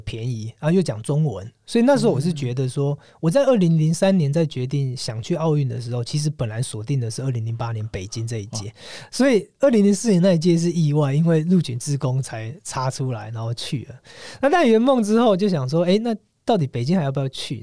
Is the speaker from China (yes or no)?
no; Taiwan; 我从台湾来的